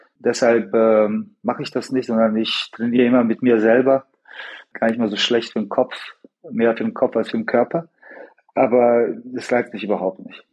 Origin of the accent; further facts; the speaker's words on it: Sarajevo, Federation of Bosnia and Herzegovina, Bosnia & Herzegovina; ich in Sarajevo geboren bin